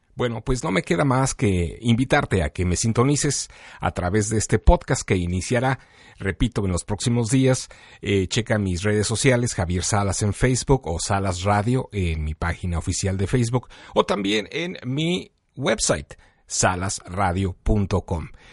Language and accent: Spanish; Mexico; now in Chicago, United States; originalmente de México, pero que vine a Chicago en los años 90